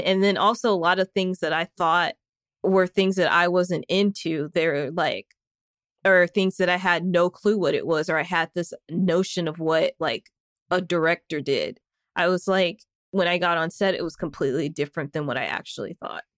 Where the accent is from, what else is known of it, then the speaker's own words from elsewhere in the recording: Northwest Arkansas, United States; In Northwest Arkansas, where I am from